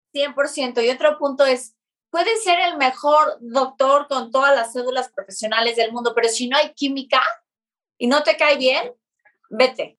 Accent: Mexico City, Mexico; nosotros que somos de la Ciudad de México

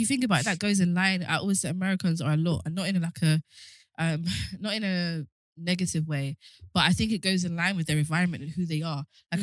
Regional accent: London, United Kingdom; if I'm from South London

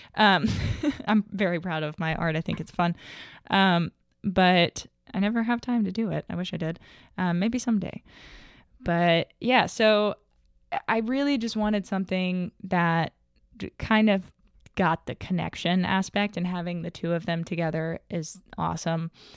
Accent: Little Rock, Arkansas, United States; now in Hot Springs, United States; I'm a twenty-three-year-old equestrian from Arkansas. I grew up in Little Rock

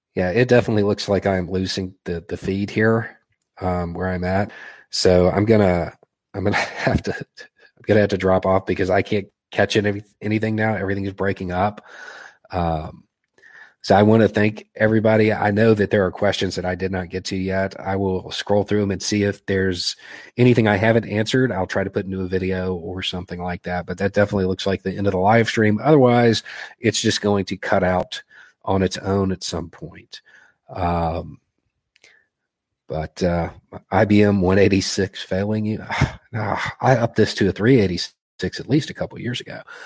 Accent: Tennessee–Kentucky line, the South, United States; I grew up on the Tennessee Kentucky line.

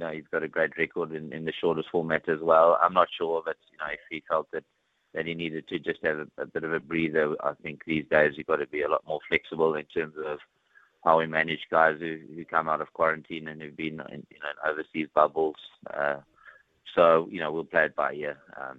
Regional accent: Johannesburg, Gauteng, South Africa; also born or lived in Pretoria / Dunedin; now in New Zealand; Obviously, as you said, I moved from Johannesburg and Pretoria to Dunedin

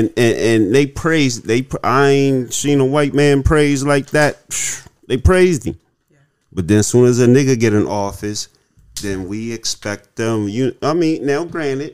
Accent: Harrisburg, Pennsylvania, United States; I'm from Fifth and Radnor

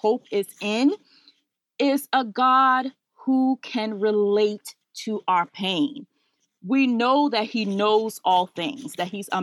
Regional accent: Ghana; now in Washington, DC, United States; So I was born in Ghana

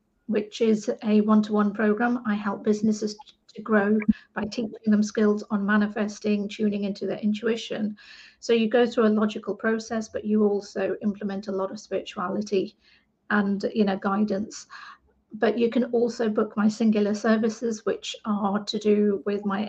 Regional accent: England, United Kingdom; I'm an British Asian woman, second generation Indian Asian woman in England

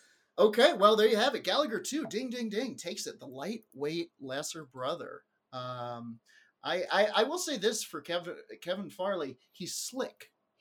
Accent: England, United Kingdom; born there; accent: English; I was born in England. Can't you tell from my English accent?

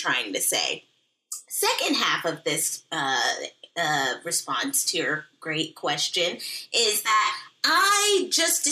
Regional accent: Seattle, Washington, United States; I was raised there

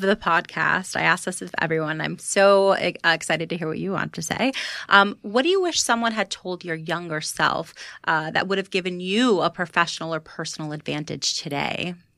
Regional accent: Florida, United States; now in New York, United States; I'm from Florida

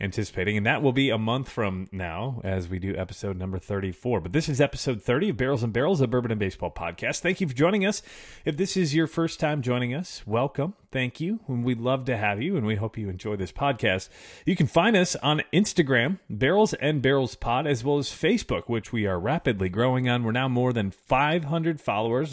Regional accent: Chicago, Illinois, United States; I grew up in Chicago in the early nineties.

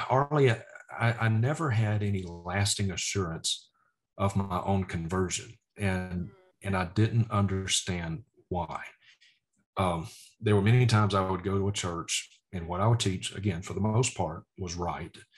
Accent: Vicksburg, Mississippi, United States; moved away; my hometown of Vicksburg, Mississippi. It's where we lived

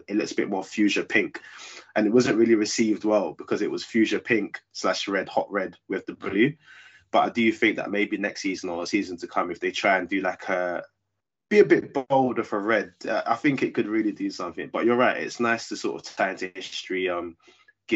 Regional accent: London, United Kingdom; I grew up in South London, but I was born in West London

